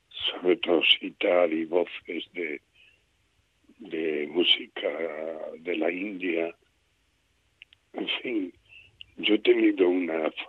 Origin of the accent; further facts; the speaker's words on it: Esparagosa de Lares, Extremadura, Spain; mi pueblo se conservó muy puro el, folclore. Eh, en aquella época era un pueblo muy aislado